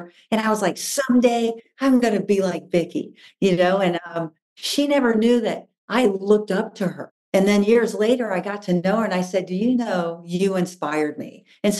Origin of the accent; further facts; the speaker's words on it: the South, United States; Honestly, it goes back to my family. I was raised in the South, right?